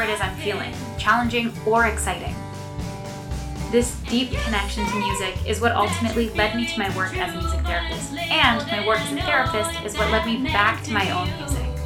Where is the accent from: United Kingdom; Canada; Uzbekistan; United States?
Canada; I'm a Canadian singer songwriter and certified music therapist